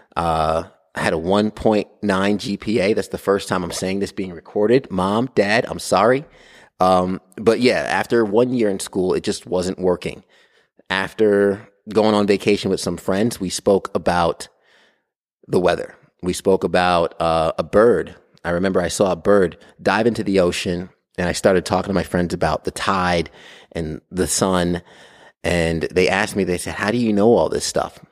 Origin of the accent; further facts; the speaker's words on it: Brentwood, New York, United States; I'm from New York, Long Island, New York. I was born and raised in Brentwood.